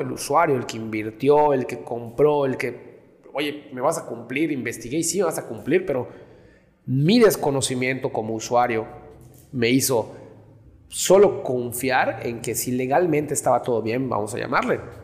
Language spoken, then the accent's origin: Spanish; Yucatán, Mexico; los mismos yucatecos, nosotros mismos